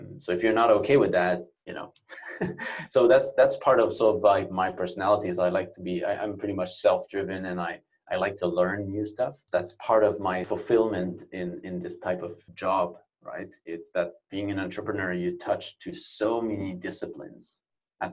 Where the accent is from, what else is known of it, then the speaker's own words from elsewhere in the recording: Canada; moved away as an adult; now in Barcelona, Spain; North America, where I am Canadian. I've been here for about 9 years in Spain, in Barcelona specifically.